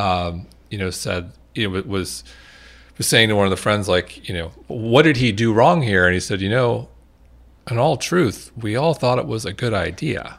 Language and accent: English; Manhasset, New York, United States; I grew up in Manhasset, Long Island